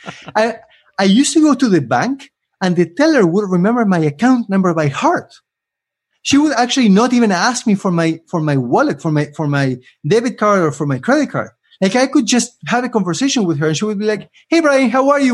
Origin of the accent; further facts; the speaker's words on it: Argentina; moved away as an adult; now in Canada; I lived in Argentina for almost twenty, so I'm about to reach my fifty-fifty, um, half, half life in each country. Though I have to recognize that I am Argentinian